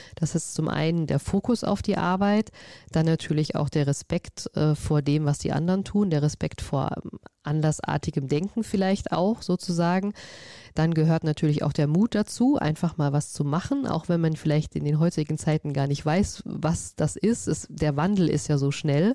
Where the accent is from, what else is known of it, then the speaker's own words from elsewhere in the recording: Vogelsberg, Hesse, Germany; ich bin auf dem Land groß geworden, ähm, im Vogelsberg